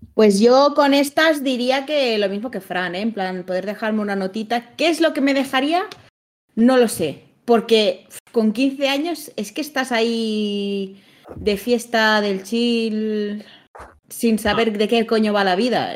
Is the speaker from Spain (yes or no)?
yes; Lleida, Catalonia, Spain; moved away; cuando me fui de Lleida